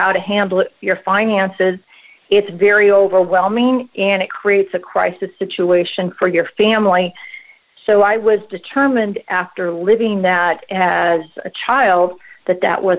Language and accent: English; West Coast, United States; Well, Elise, I've been in the business for about 25 years, born and raised on the West Coast.